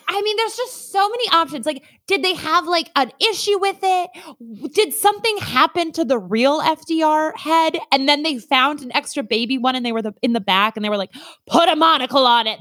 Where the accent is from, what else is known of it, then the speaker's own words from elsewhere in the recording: Minnesota, United States; I am from Minnesota.